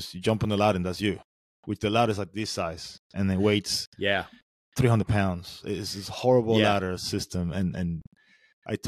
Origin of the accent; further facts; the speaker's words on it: Venezuela; moved away; I'm from Venezuela originally. That's why I got a sexy accent.